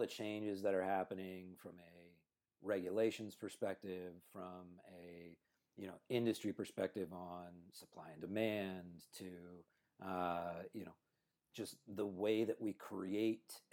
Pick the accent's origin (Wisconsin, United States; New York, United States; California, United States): California, United States; Cupertino; born and raised in Cupertino